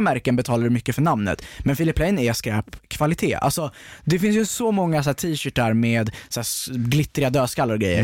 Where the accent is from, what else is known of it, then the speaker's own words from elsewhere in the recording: outside Stockholm, Stockholm County, Sweden; jag växte upp utanför Stockholm